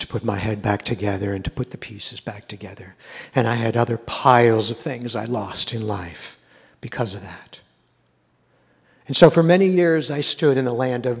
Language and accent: English; United States; I was born in America, but it's not my home.